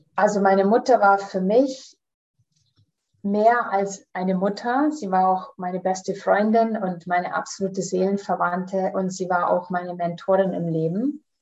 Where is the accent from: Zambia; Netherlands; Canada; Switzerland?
Canada; now in Munich, Germany; ich komme aus München, ich bin in Kanada geboren und da aufgewachsen